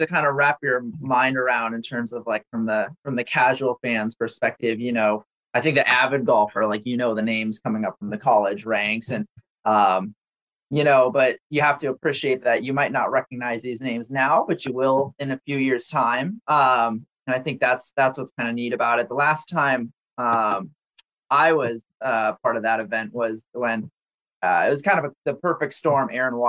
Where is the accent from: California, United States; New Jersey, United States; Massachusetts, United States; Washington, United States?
Massachusetts, United States; growing up in Massachusetts, hockey was the sport for me.